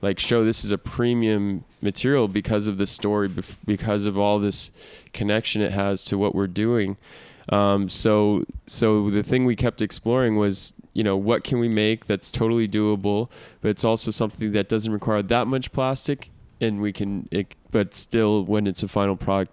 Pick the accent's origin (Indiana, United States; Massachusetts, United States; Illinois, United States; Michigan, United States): Massachusetts, United States; moved away as an adult; also born or lived in Australia / Chile; So I'm originally from Massachusetts